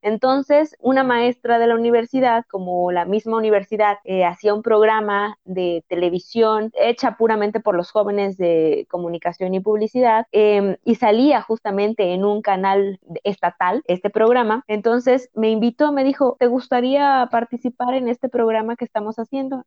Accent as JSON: {"language": "Spanish", "town": "Acapulco", "region": "Guerrero", "country": "Mexico", "tie": "born or raised there", "said": "soy originaria del puerto de Acapulco, en el estado de Guerrero, aquí en, México"}